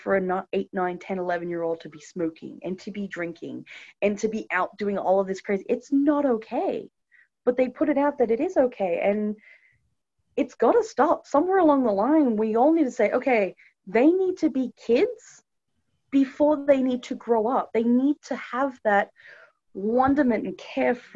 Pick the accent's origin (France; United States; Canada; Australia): Australia; moved away as an adult; growing up in Australia, because that's my home country.